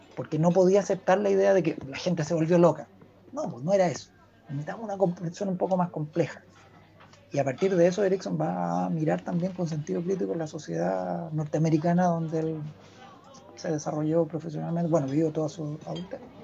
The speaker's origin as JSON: {"language": "Spanish", "country": "Chile", "said": "los, chilenos somos aperrados, somos solidarios"}